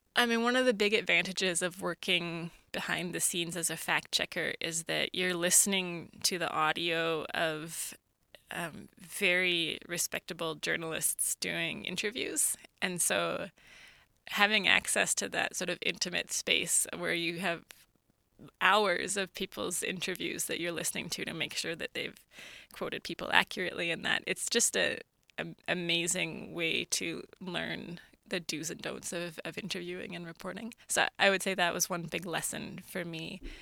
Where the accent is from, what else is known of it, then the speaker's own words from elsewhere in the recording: Kingman, Alberta, Canada; also born or lived in Sweden; I grew up near Camrose, uh, near a village of about eighty called Kingman.